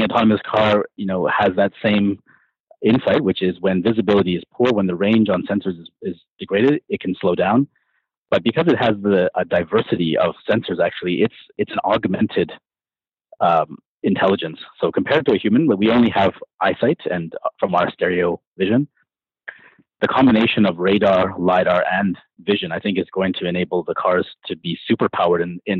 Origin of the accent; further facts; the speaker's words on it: Canada; I grew up in Canada where weather conditions are pretty brutal in the winter.